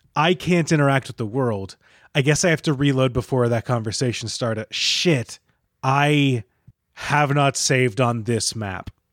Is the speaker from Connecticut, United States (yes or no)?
no; Michigan, United States; I'm from Michigan